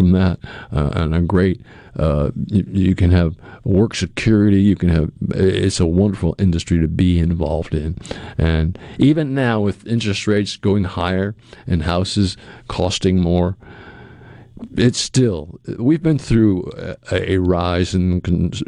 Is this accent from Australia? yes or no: no; Cape Cod, Massachusetts, United States; now in Jackson, United States; I grew up on Cape Cod, which is in Massachusetts